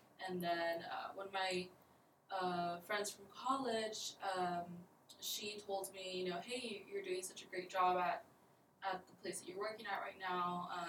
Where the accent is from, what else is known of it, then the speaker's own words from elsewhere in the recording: Laredo, Texas, United States; moved away as an adult; now in San Antonio, United States; I'm not from San Antonio. I'm actually from Laredo, Texas. It's about 2.5 hours away from San Antonio. I moved here a few years ago to attend UTSA